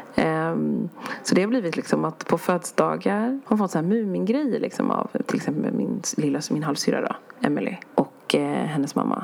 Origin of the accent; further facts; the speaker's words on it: Sweden; vi kommer från Sverige